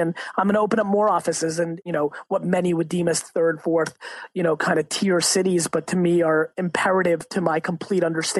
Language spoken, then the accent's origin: English; Hunterdon County, New Jersey, United States; also born or lived in Soviet Union; I was born in a small village in the Soviet Union. Where I grew up in New Jersey was actually quite rural, up in Hunterdon County, New Jersey. I would say it's more Iowa than Jersey.